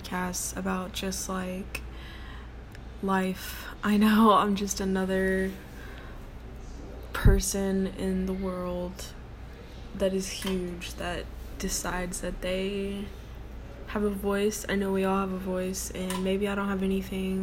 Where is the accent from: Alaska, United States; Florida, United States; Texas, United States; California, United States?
Texas, United States; I'm from Texas and I'm 20 years old.